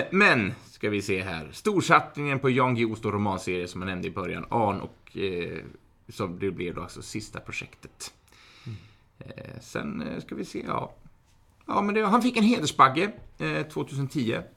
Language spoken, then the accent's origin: Swedish; Alingsås, Västra Götaland, Sweden; Jag är från Alingsås.